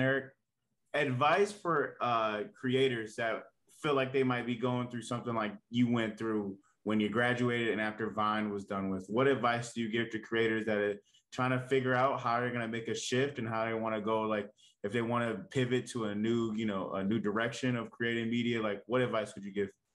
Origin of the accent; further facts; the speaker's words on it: Cleveland, Ohio, United States; we're from Cleveland, and a lot of us are Browns fans